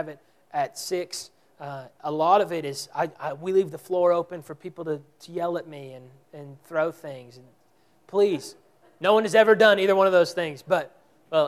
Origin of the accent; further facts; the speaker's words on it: Texas, United States; We're from Texas